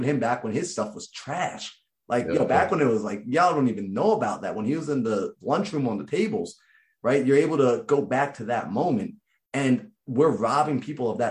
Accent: New York, United States; I'm from New York

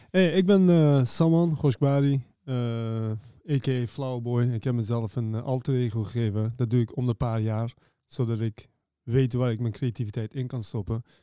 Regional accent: Maastricht, Limburg, Netherlands; Ik kom eh, uit, eh, bijna uit Frankrijk, man. Ik kom uit Maastricht.

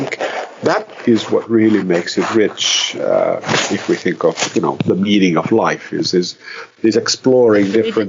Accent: Finland; also born or lived in Brazil; I am very much a Finn. I come from Finland, but then I'm not.

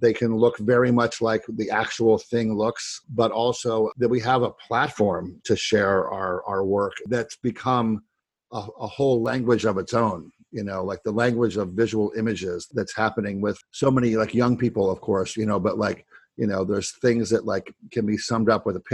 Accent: Ohio, United States; I grew up in Ohio and it was a very, very flat place

